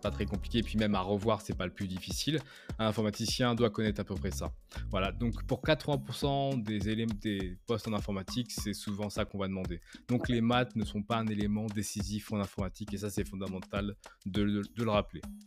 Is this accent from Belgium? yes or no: no; France; moved away as an adult; now in Canada; je suis français, j'habite au Canada depuis maintenant plus de 7 ans.